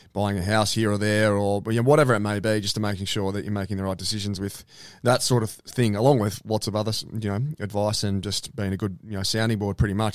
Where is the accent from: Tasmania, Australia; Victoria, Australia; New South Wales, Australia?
Victoria, Australia; Bairnsdale; moved away; also born or lived in Melbourne; I was from Bensdale and only sort of, you know, nineteen or twenty